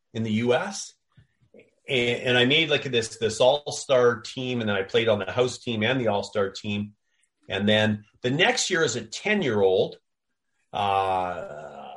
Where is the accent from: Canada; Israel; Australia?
Canada; Victoria, British Columbia; also born or lived in Toronto, Ontario; I was born in Toronto, but when I was 8 years old, my family moved out to Victoria